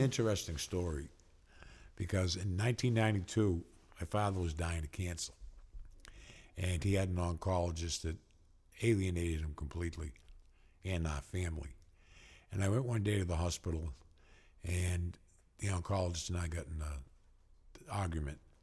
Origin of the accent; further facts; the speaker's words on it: Waltham, Massachusetts, United States; the Waltham school system where we were, my hometown